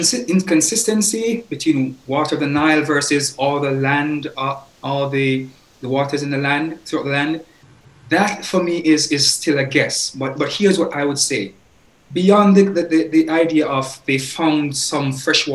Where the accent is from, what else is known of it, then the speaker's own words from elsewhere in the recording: Jamaica; Growing up in Jamaica